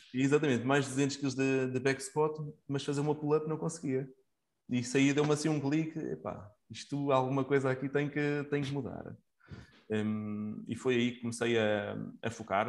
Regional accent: Coimbra, Centro, Portugal; now in Leiria, Portugal; atualmente vivo em Leiria, sou natural de Coimbra

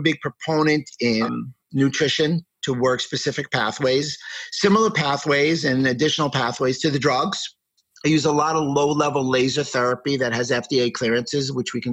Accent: New York City, New York, United States; I grew up in New York City, and I went to a business school in New York called Pace

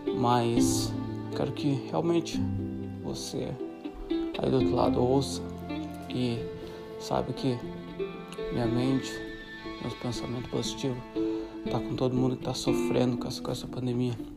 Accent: Brazil; a gente é brasileiro

